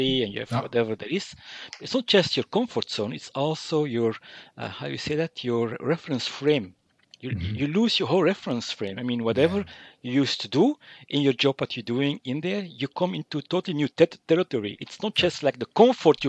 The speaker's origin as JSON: {"language": "English", "town": "Mechelen", "region": "Flanders", "country": "Belgium", "tie": "born or raised there", "said": "I'm from Mechelen-Malin, small town in Flanders."}